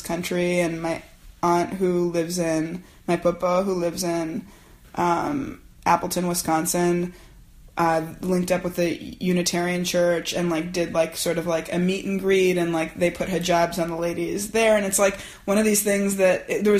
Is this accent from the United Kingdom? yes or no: no; Canada; moved away as an adult; now in United States; I'm a Canadian who married an American who's been living here for 8 years, who has a green card